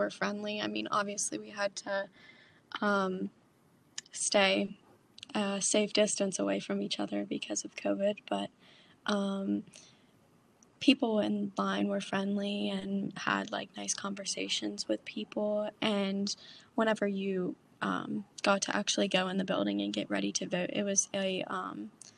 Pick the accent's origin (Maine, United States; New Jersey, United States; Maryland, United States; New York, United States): Maryland, United States; Frostburg; I'm from Frostburg, Maryland, and I am a senior at Mountain Ridge High School.